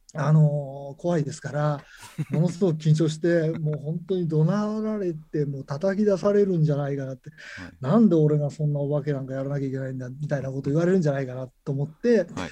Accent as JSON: {"language": "Japanese", "region": "Nagano", "country": "Japan", "tie": "born or raised there", "said": "僕はあの長野県の方の出身なんですけれども"}